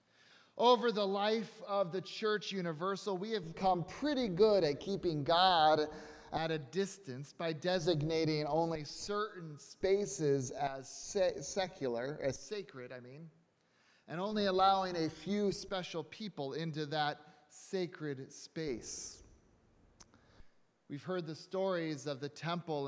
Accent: Connecticut, United States; I grew up in the United Church of Christ right here in Connecticut

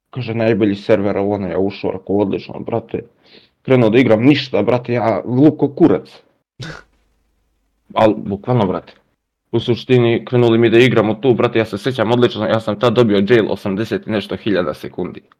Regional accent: Lajkovac, Kolubara District, Serbia; dolazim iz Lajkovca, mesto blizu Valjeva.

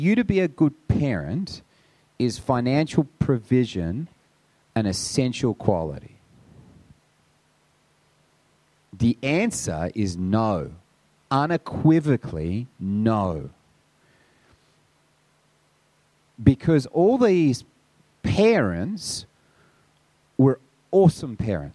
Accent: Sydney, New South Wales, Australia; I grew up on the North Shore. I grew up in St. Ives back in the day when everyone had a toilet.

